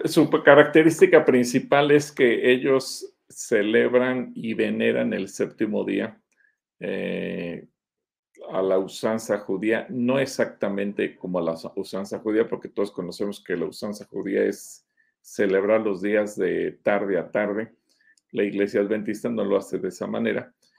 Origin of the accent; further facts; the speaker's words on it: Mexico; yo como mexicano no judío